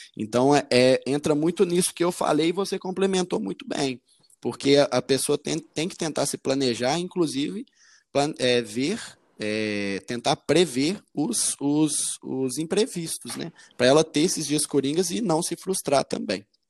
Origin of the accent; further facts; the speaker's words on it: Arcos, Minas Gerais, Brazil; moved away as an adult; now in Vespasiano, Brazil; eu sou do interior de Minas, chama Arcos, minha cidade. Ela é do centro-oeste mineiro.